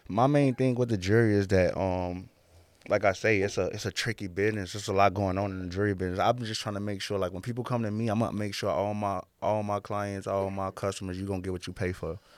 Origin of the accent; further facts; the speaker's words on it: Chicago, Illinois, United States; Growing up in Chicago